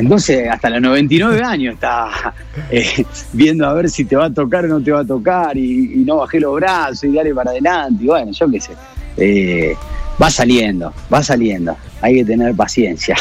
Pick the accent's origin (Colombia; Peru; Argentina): Argentina; Rosario, Santa Fe; accent: Rosarino; moved away; nosotros no las comemos las S, nosotros las aspiramos, los rosadinos